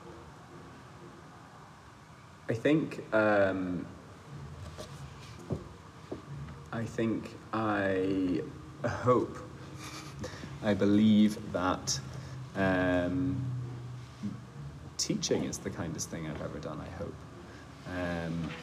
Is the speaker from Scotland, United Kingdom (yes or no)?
yes; Scotland, United Kingdom; also born or lived in Germany; now in Switzerland; So I grew up in Scotland. Most of my childhood was in Scotland